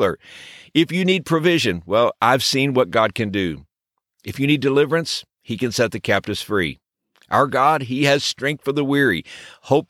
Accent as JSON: {"language": "English", "region": "Texas", "country": "United States", "tie": "born or raised there", "said": "When I was a child growing up in Texas"}